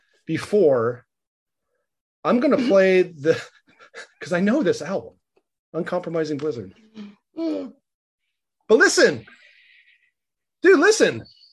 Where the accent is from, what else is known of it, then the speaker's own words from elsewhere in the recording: Iowa, United States; I grew up in Iowa.